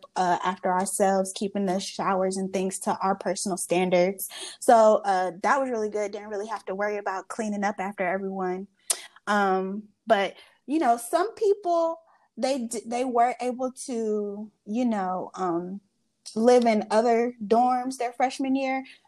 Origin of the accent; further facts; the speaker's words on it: Charlotte, North Carolina, United States; growing up in the immediate Charlotte area